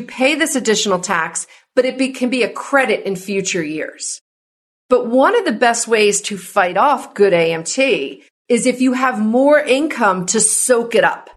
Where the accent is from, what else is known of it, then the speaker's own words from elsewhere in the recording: New Jersey, United States; now in California, United States; I'm from New Jersey and I live in mm-hmm. California.